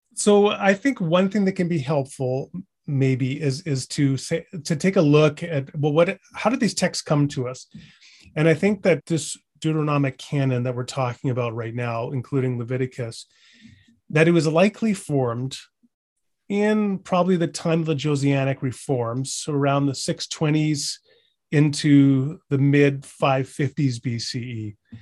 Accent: British Columbia, Canada; now in Edmonton, Canada; I'm not originally from Alberta, I'm from British Columbia

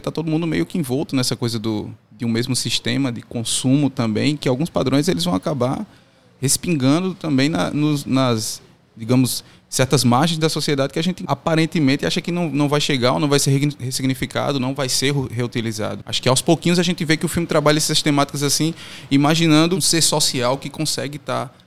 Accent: Juazeiro do Norte, Ceará, Brazil; Eu brinco com um amigo meu que eu sou de Juazeiro do Norte, ele é de Salgueiro, Pernambuco, e a gente tem mais em comum do que eu teria, por exemplo, com as pessoas de Fortaleza

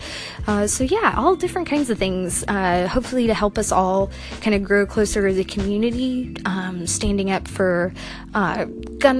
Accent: Washington, United States; I grew up here in Washington State

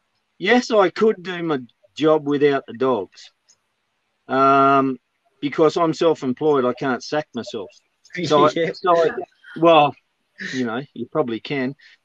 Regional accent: Sydney, New South Wales, Australia; now in Manildra, Australia; I'm from Manildra, originally from Sydney. You're born in Sydney, moved around the countryside.

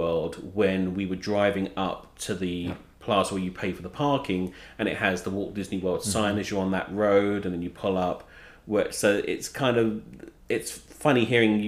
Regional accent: England, United Kingdom; moved away; We didn't have like the Mickey Mouse Club in the UK

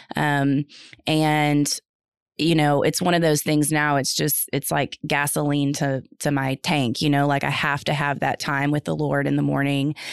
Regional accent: North Texas, United States; also born or lived in Houston area; now in Houston, United States; I'm from the North Texas area. Um, grew up there

